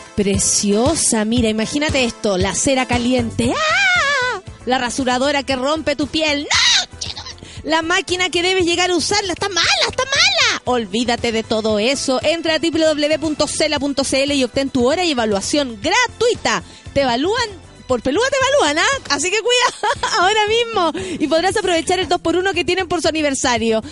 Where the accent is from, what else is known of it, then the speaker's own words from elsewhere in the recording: Chile; soy muy chilena